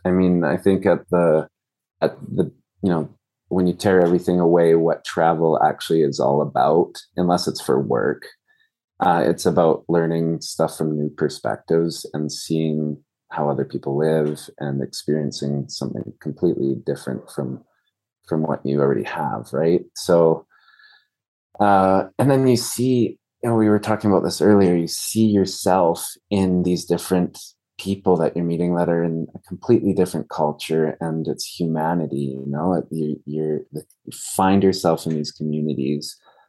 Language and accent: English; Peru; And, you know, I grew up in Peru, and when my parents went to Peru in 1994, it was like the worst country in the world to go to.